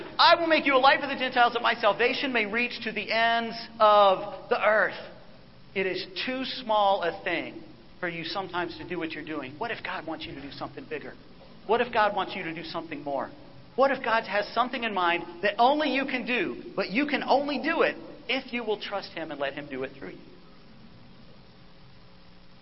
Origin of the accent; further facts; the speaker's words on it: United States; as American